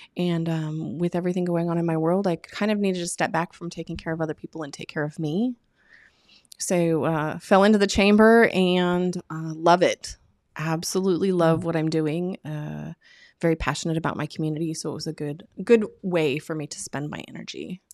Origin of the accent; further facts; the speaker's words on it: Oregon, United States; moved away as an adult; also born or lived in Bakersfield, California / Milwaukee, Wisconsin; now in Havelock, United States; I was born in California. Raised in Oregon